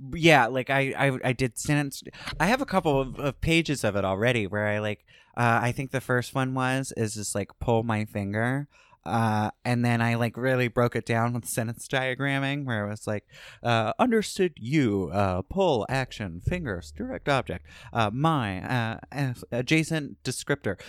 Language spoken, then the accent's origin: English; Starke, Florida, United States; moved away as an adult; also born or lived in California; I can say I'm from Jacksonville, but I'm from Stark